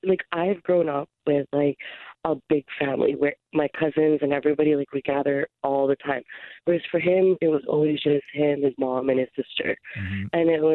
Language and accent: English; Philippines; we're a Filipino family, so it's gatherings, there's 20 people.